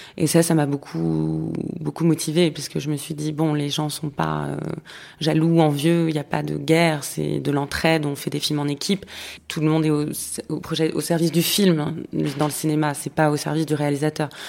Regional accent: Paris, Île-de-France, France; J'ai grandi à Paris.

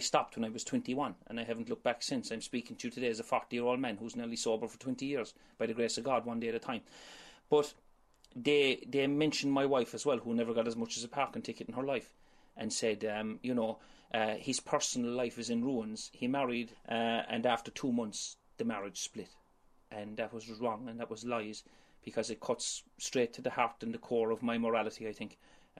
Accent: Ireland; accent: Irish; well, my mama originally, but Ireland.

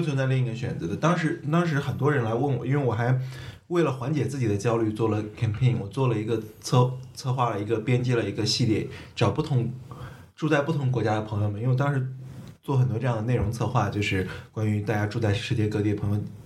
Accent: China; moved away as an adult; also born or lived in Netherlands / Hong Kong; 我身上中国人的一面

